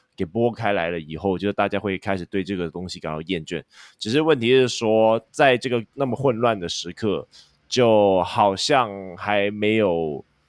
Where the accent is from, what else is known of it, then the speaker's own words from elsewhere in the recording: Hong Kong; 我们香港这边